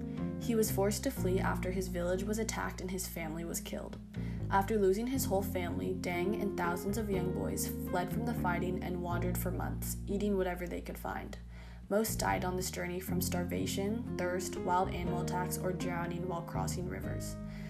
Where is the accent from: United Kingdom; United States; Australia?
United States; Growing up in America